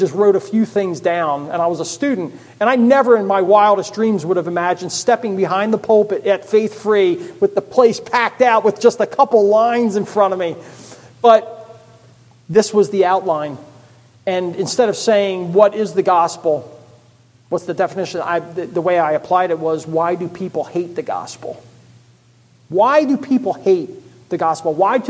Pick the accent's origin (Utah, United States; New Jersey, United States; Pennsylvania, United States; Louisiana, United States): Pennsylvania, United States; Philadelphia; born there; I was born in Philadelphia. Never lived in Philadelphia.